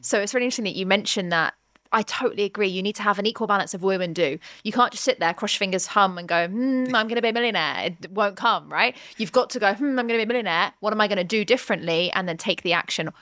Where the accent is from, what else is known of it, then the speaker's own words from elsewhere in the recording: United Kingdom; we're both British